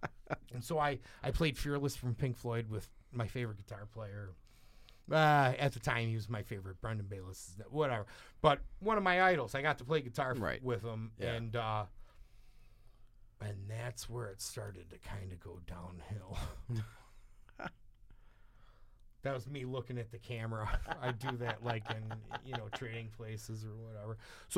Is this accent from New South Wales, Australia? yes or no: yes; Sydney, New South Wales, Australia; from Sydney, man.